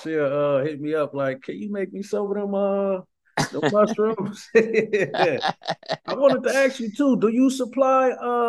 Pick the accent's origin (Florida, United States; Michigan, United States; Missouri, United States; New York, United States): Michigan, United States; Ypsilanti; now in Las Vegas, United States; I'm from Michigan originally, and it's like pretty much not really a vegan community there where I'm from. I'm from a real small city called Ypsilanti, and it's really It's really not a vegan community there.